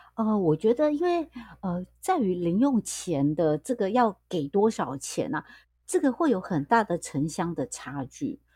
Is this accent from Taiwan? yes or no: yes; Taiwan; 像我觉得我们台湾啊